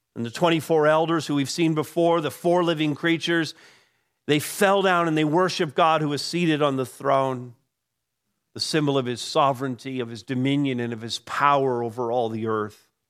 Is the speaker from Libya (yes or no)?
no; Canada; I'm a Canadian by birth